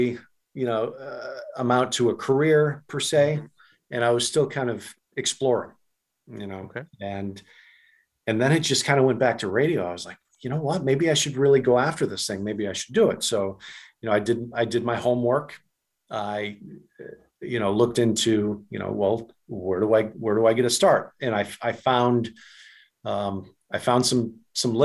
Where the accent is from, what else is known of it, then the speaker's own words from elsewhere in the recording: New England, United States; I'm from New England